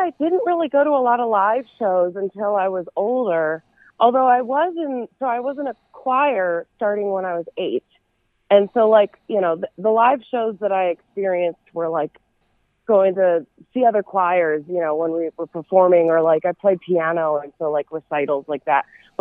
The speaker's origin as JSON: {"language": "English", "town": "Chicago", "region": "Illinois", "country": "United States", "tie": "born or raised there", "moved": "yes", "lives_now": "Nashville, United States", "said": "I was born right outside of Chicago and grew up there. Still have family there, too. So that's still home"}